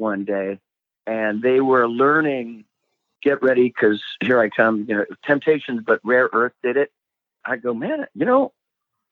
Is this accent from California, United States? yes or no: yes; Sacramento, California, United States; moved away; I grew up in Sacramento for a little while